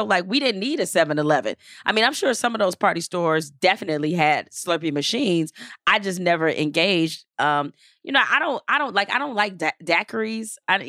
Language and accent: English; Louisiana, United States; Well, especially growing up in Louisiana